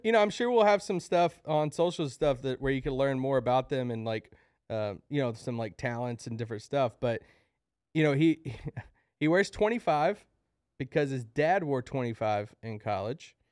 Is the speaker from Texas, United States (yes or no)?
no; Kentucky, United States; I'm from Kentucky